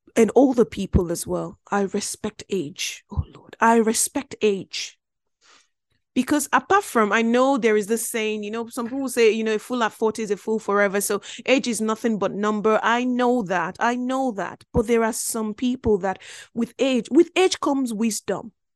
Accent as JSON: {"language": "English", "country": "Belgium", "tie": "born or raised there", "moved": "yes", "lives_now": "United Kingdom", "said": "I grew up in Belgium."}